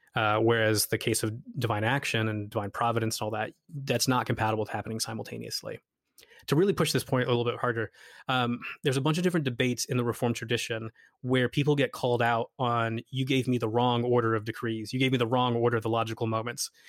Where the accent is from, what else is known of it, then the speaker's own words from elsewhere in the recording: United States; since we're all American here